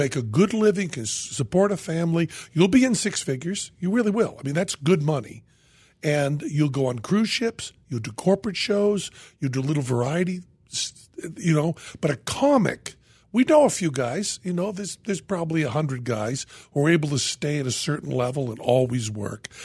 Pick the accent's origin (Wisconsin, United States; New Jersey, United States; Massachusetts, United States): Massachusetts, United States; Western; moved away; I was from Western Massachusetts